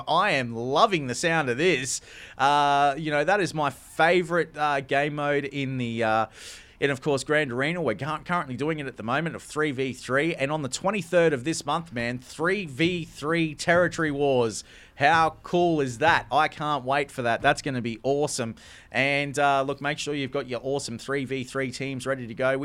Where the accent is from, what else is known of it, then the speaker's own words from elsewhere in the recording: Australia; I'm an Australian